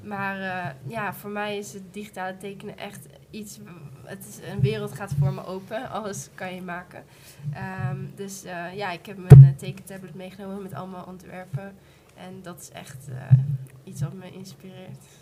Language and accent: Dutch; Achterhoek, Gelderland, Netherlands; ik kom zelf uit Duisburg, meer Achterhoek